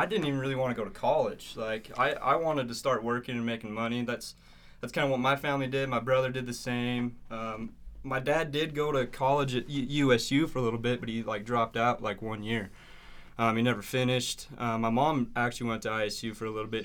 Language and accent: English; Dingle, Idaho, United States; I grew up in a little town called Dingle, actually, outside of Montpelier